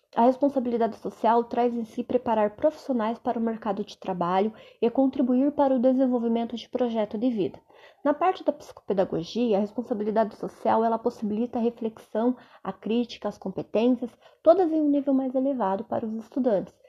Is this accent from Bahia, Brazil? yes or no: no; Cascavel, Paraná, Brazil; sou de Cascavel, Paraná